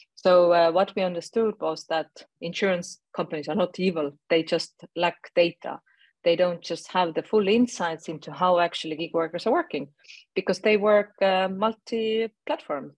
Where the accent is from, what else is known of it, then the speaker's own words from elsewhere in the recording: Estonia; I'm originating from Estonia. I'm living in Estonia